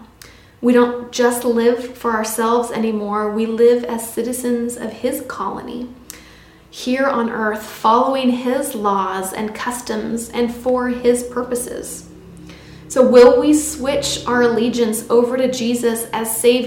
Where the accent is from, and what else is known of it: United States